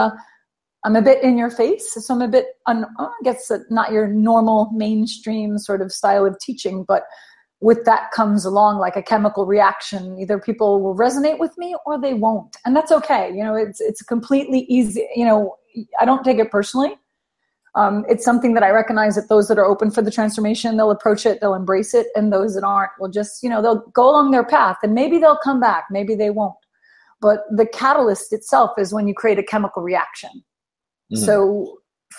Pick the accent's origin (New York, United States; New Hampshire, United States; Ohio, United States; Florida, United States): New York, United States; New York City; moved away as an adult; now in Amsterdam, Netherlands; I'm from New York City. So I'm from the US.